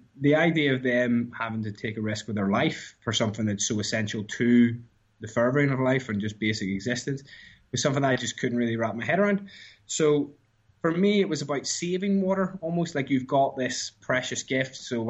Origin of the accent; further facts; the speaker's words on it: Ireland; moved away; And I moved from Ireland, where craft beer was like effectively, I guess, Guinness.